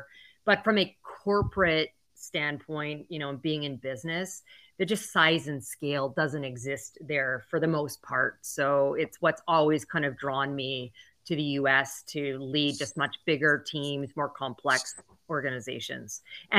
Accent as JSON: {"language": "English", "country": "Canada", "accent": "Canadian", "said": "Well, your audience listeners will probably catch the faintest bit of an accent and detect that I'm originally from Canada."}